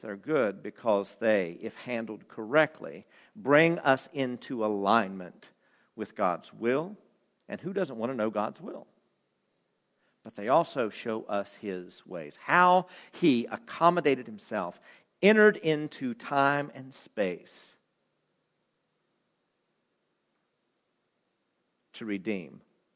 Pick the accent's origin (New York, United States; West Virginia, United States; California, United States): West Virginia, United States; in my home state